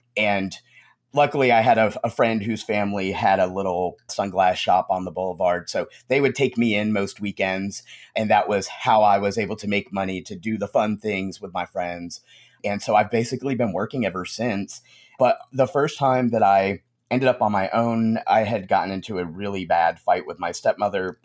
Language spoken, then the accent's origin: English; Conway, South Carolina, United States; also born or lived in New York; I grew up in the South, um, grew up in Conway, South Carolina